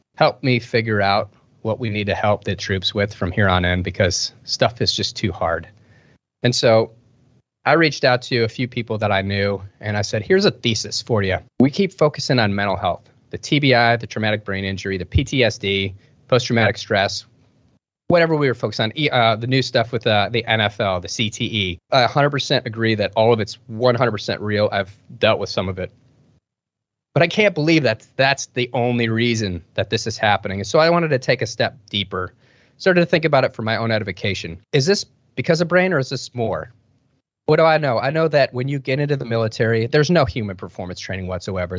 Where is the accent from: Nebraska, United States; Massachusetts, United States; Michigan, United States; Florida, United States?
Michigan, United States; Detroit; I grew up in Detroit, Michigan